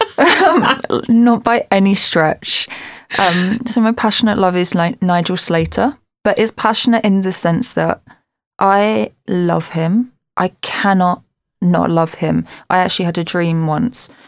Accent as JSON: {"language": "English", "town": "Southend-on-Sea", "region": "East of England", "country": "United Kingdom", "said": "I'm an Essex girl and I'm from Southend, and it's right at the end of the Thames."}